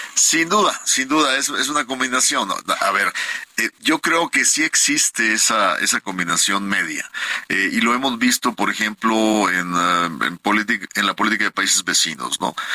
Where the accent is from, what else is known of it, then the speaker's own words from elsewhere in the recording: Monterrey, Nuevo León, Mexico; mi tierra, en Monterrey